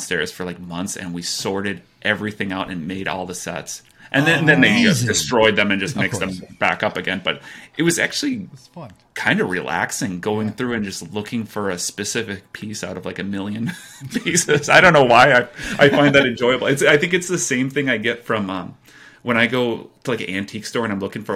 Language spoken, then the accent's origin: English; United States; I'm from America